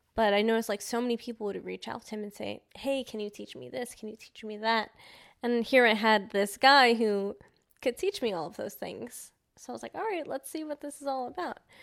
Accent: New York, United States; being a New Yorker

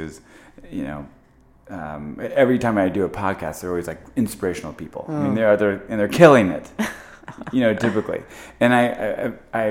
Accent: Trenton, Missouri, United States; I'm from the Midwest, a little town outside northeast of Kansas City called Trenton

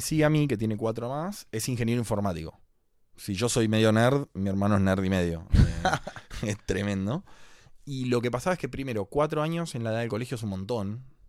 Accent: Vicente López, Buenos Aires Province, Argentina; yo nací en Capital, pero viví siempre en Vicente López.

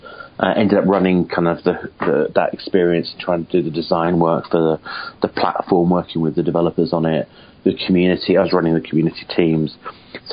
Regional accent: United Kingdom; I'm a Brit

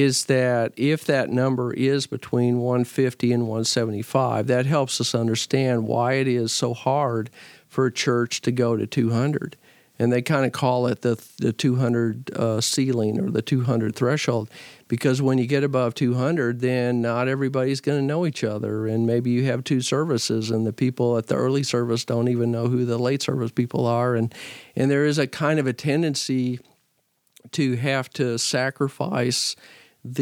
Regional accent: Fort Worth, Texas, United States; also born or lived in Nacogdoches, Texas / Missouri; I grew up in Fort Worth at St. Paul, which is a church that worships about 800

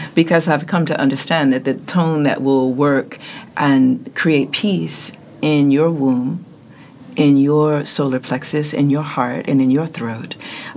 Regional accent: New York City, New York, United States; I'm from Brooklyn

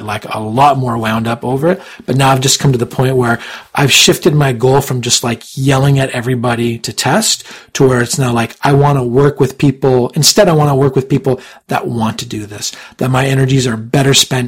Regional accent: Canada; I'm not American. I'm Canadian

